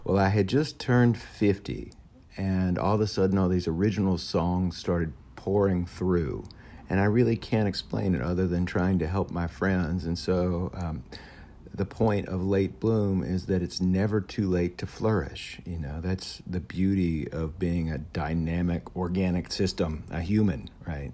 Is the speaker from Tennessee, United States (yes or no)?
yes; Memphis, Tennessee, United States; we're all from Memphis